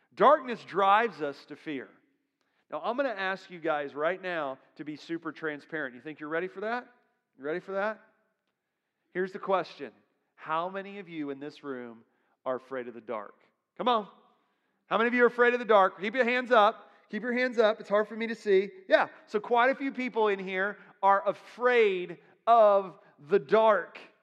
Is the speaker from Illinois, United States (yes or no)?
no; Florida, United States; I'm from Florida